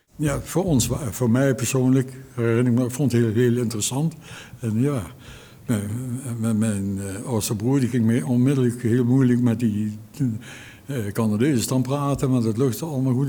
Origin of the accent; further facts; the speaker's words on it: Arnhem, Gelderland, Netherlands; Ik ben een geboren Arnhemmer